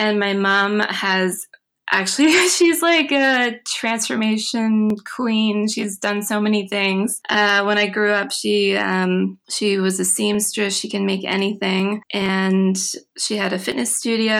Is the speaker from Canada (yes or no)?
yes; Mahone Bay, Nova Scotia, Canada; Well, I grew up in Mahone Bay, Nova Scotia, which is a tiny little town on the south shore of Nova Scotia